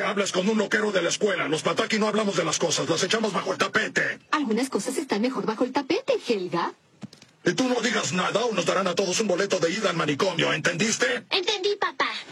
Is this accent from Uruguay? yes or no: yes; Uruguay; yo soy uruguayo